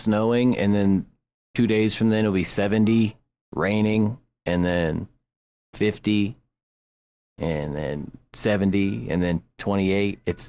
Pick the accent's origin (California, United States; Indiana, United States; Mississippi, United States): Indiana, United States